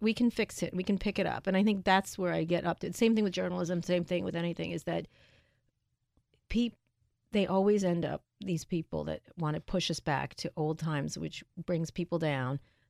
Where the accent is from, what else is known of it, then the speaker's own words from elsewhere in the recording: Roslyn Harbor, New York, United States; I grew up in Roslyn Harbor.